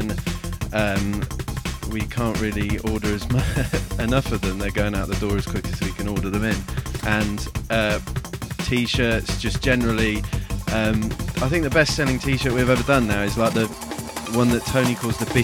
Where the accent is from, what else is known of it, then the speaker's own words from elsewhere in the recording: Oxford, South East England, United Kingdom; moved away as an adult; now in London, United Kingdom; I'm originally from Oxford. Moved down to London at the start of the year